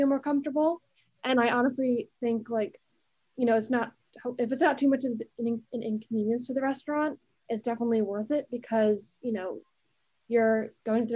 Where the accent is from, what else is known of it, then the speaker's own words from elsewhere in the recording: New Jersey, United States; moved away as an adult; now in Washington, D.C., United States; I'm from New Jersey, and so I've been going to like New York City and Manhattan like my whole life